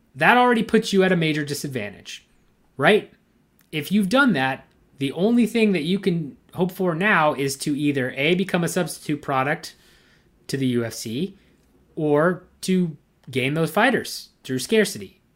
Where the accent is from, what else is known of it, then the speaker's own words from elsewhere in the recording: United States; It's pretty close to my hometown